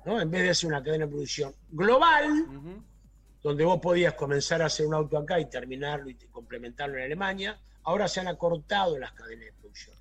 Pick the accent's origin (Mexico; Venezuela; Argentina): Argentina